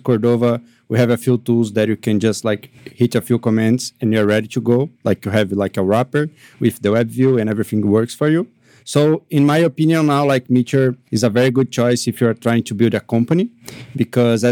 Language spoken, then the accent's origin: English; Brazil; I am from Brazil